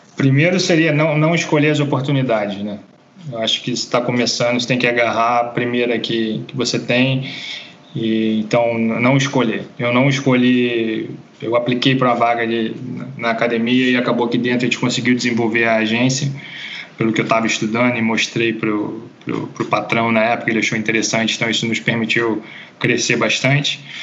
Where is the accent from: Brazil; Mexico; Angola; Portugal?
Brazil; Rio de Janeiro; moved away as an adult; also born or lived in Norway; ser brasileiro